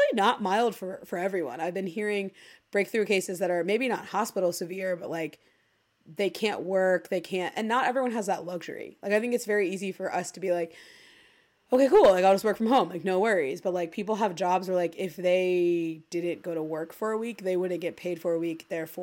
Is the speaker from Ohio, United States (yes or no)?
yes; Ohio, United States; we're from Ohio